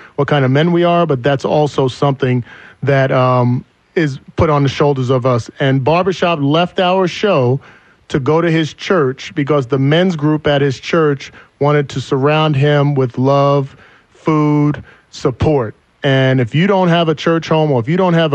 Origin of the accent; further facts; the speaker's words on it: New Jersey, United States; moved away; I'm from Jersey